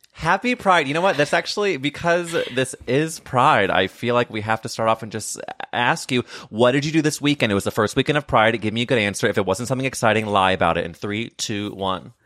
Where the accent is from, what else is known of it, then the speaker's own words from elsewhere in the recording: St. Louis, Missouri, United States; I'm from Saint Louis